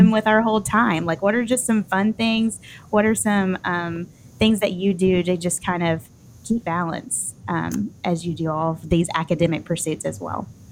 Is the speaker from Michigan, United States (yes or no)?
no; Nashville, Tennessee, United States; I'm from Nashville